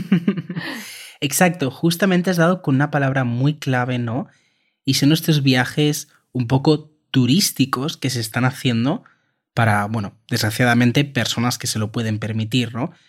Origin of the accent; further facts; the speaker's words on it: Spain; También lo utilizamos en España